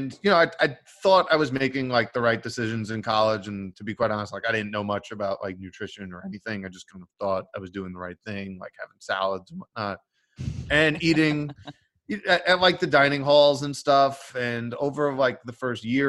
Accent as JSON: {"language": "English", "region": "New York", "country": "United States", "tie": "born or raised there", "said": "I'm from New York. Both my parents from Brooklyn. Like both Brooklyn Italian family"}